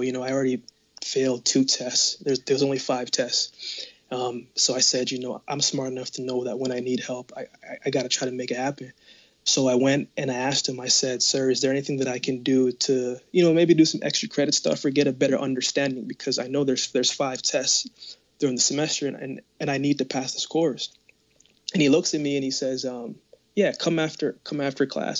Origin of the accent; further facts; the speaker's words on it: Jamaica; now in Canada; I was born in Jamaica. No, but I live in Canada.